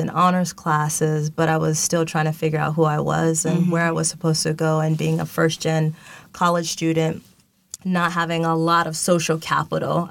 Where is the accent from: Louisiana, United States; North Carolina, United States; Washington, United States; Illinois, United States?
Washington, United States; Seattle; now in Los Angeles, United States; Born and raised in Seattle, Washington